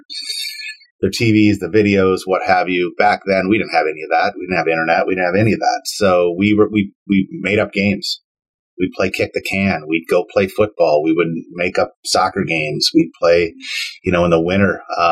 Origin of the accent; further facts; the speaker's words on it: Saint Paul, Minnesota, United States; east side of St. Paul is really where I was born and raised.